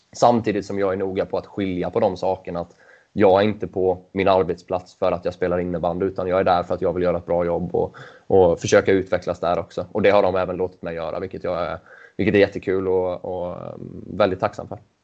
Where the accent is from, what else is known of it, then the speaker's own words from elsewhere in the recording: Mullsjö, Jönköping County, Sweden; jag är ju uppvuxen i Mullsjö